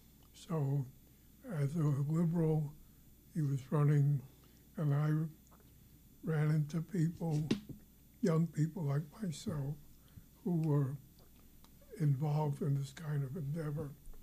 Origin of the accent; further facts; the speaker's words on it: New York City, New York, United States; moved away as an adult; also born or lived in Indiana / Chicago; now in Long Island, United States; when I was growing up in Brooklyn.